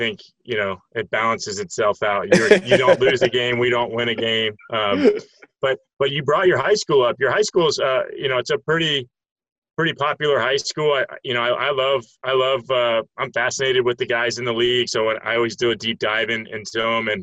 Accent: Tampa, Florida, United States; my hometown in Tampa

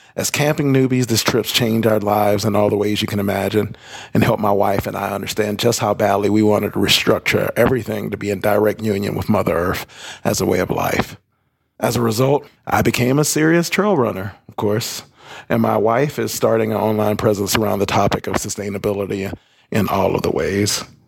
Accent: North Carolina, United States; my home state of North Carolina

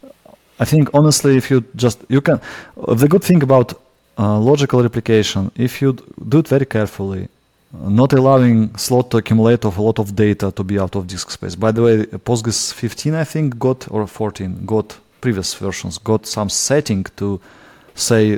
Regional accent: Russia; accent: Russian; English is a second language; my Russian accent

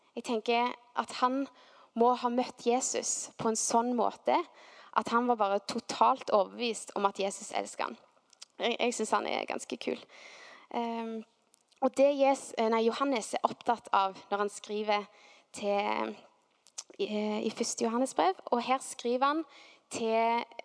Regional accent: Stavanger, Rogaland, Norway; så var vi nede i Stavanger sentrum vokste opp

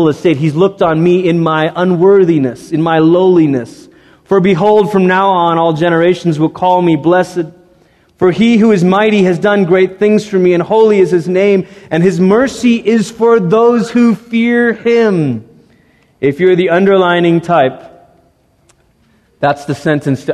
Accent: United States; as American Christians

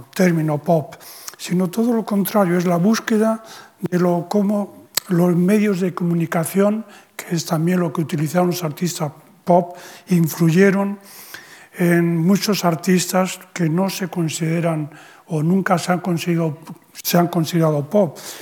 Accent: Spain; la condición de español, en, mi caso.

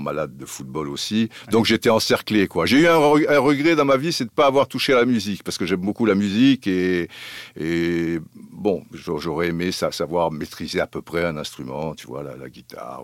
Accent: Cannes, Provence-Alpes-Côte d'Azur, France; also born or lived in Brazzaville / Antilles; en étant canois

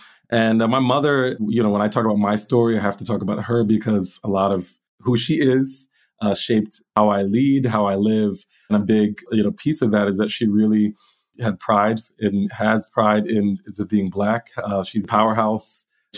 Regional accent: Willingboro, New Jersey, United States; moved away as an adult; also born or lived in Philadelphia / Ghana; now in Poland; So I was born in Philadelphia, grew up in southern New Jersey, in Willingboro, New Jersey. I'm the last of my mom's five children.

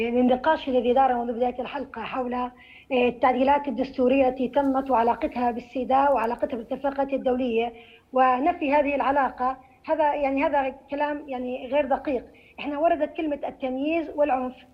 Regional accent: Jordan; عندنا في الأردن

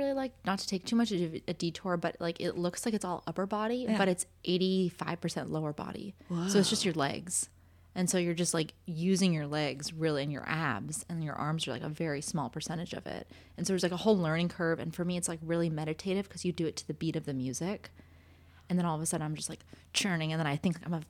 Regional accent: Los Angeles, California, United States; was an LA fan, I would be a Lakers fan. Because, well, one, it's my hometown.

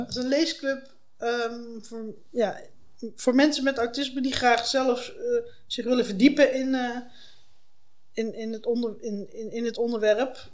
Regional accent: North Brabant, Netherlands; also born or lived in Leiden / Delft / Utrecht / China; now in The Hague, Netherlands; Ik ben geboren in West-Brabant

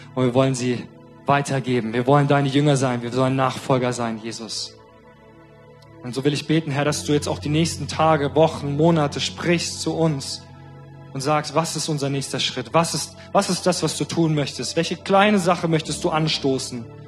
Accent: Germany; als Deutsche

